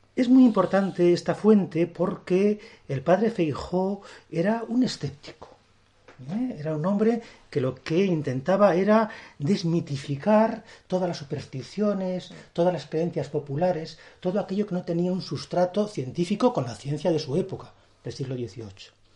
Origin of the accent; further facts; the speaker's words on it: Burgos, Castile and León, Spain; yo soy un hombre de la meseta. Eh, hay que reconocerlo, soy, yo nací en Burgos